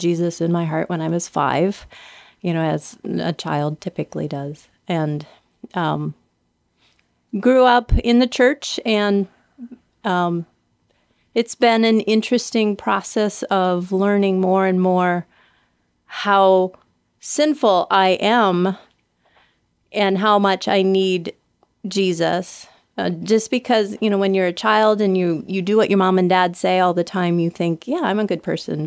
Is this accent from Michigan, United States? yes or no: no; Minnesota, United States; moved away; I grew up in Minnesota